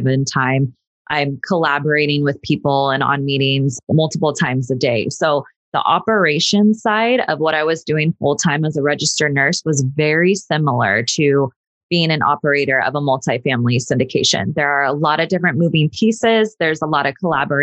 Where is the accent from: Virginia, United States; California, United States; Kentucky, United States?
California, United States; Sacramento; moved away as an adult; now in Los Angeles, United States; I grew up in Sacramento, went to Sacramento State